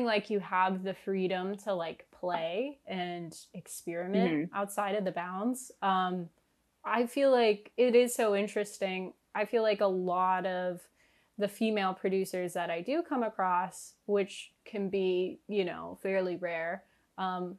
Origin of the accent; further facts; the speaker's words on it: Northern Virginia, United States; moved away as an adult; now in New York, United States; Where are you from? Northern Virginia